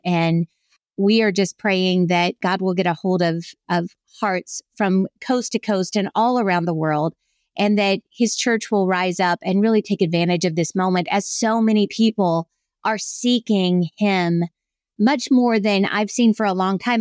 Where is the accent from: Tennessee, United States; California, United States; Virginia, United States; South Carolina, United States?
South Carolina, United States; when I was growing up in South Carolina, everybody was a Christian.